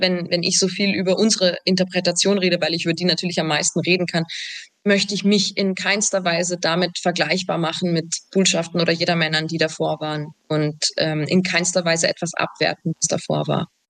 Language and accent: German; Salzburg, Austria; ich komme aus Salzburg